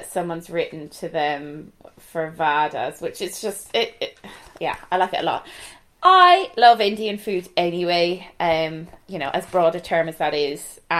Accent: Galway, Connacht, Ireland; accent: Galway; my Galway accent.

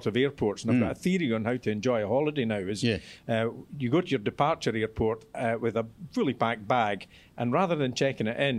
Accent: Perthshire, Scotland, United Kingdom; I've never lived in Edinburgh. I grew up in Perthshire

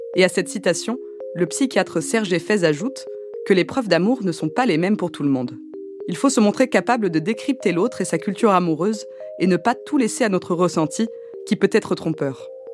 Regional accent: France; je suis née en France

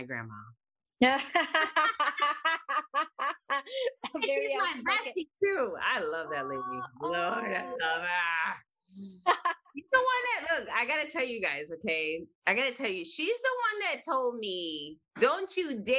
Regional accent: Chicago, Illinois, United States; I was raised on the northwest side of Chicago. And I've always lived in Chicago

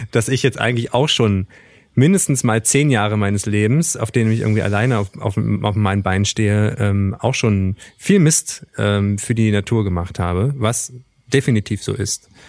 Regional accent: East Germany, Germany; wir kommen ja beide aus dem Osten oder sind beide im Osten sozialisiert worden

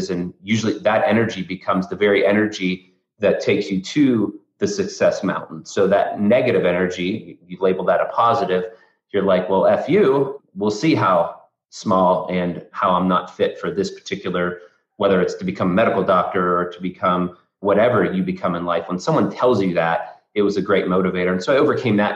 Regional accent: north of Pittsburgh, backcountry Pennsylvania, United States; I grew up in backcountry Pennsylvania, is what I like to call it, but north of Pittsburgh

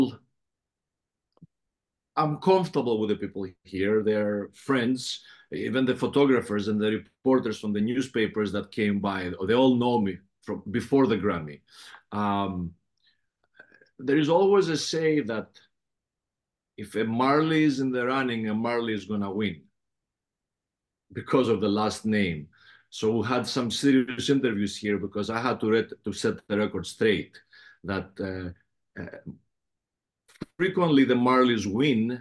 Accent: Athens, Attica, Greece; accent: heavy Greek accent; English is a second language; also born or lived in Patras, Greece / Los Angeles, United States; now in New York, United States; I'm a Peloponnesian, but Athens is where I grew up.

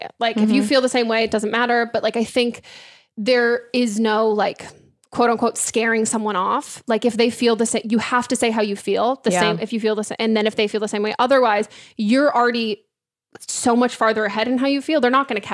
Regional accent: California, United States; I grew up in California.

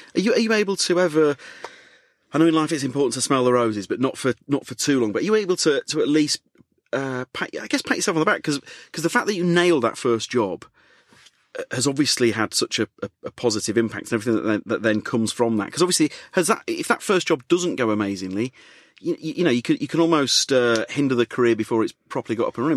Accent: Leeds, Yorkshire and the Humber, United Kingdom; moved away as an adult; now in London, United Kingdom; I'm from Leeds

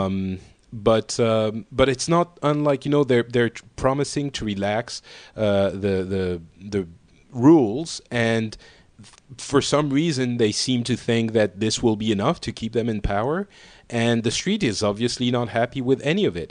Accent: Paris, Île-de-France, France; I'm from Paris

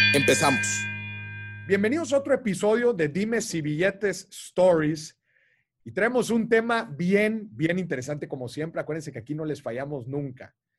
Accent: Monterrey, Nuevo León, Mexico; yo soy de Monterrey

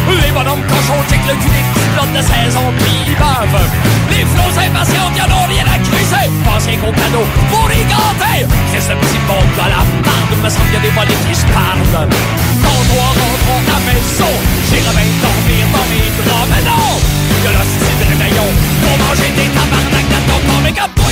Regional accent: Montreal, Quebec, Canada; Moi, je viens de Montréal.

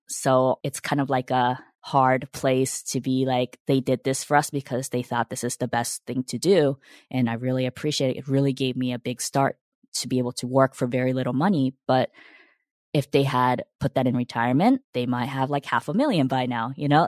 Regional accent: United States; also born or lived in Japan; the U S and I was seven when I came

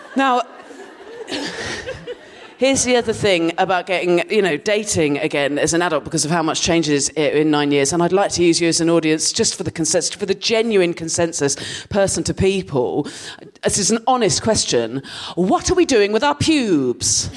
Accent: Dorset, South West England, United Kingdom; moved away as an adult; now in London, United Kingdom; I grew up in Dorset and um, I lived there till I was 18

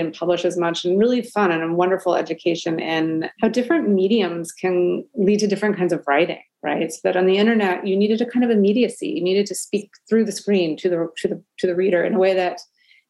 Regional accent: New York City, New York, United States; I grew up in Brooklyn, New York

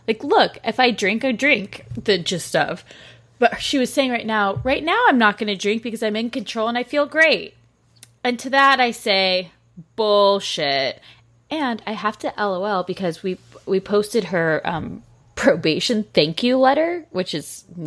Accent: California, United States; we grew up in California

